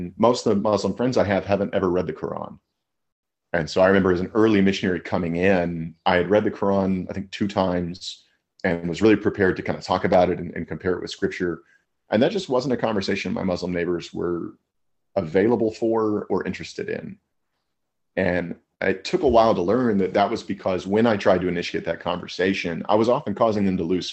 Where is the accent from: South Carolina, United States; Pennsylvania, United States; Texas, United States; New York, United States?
Texas, United States; Amarillo; I grew up in Amarillo, Texas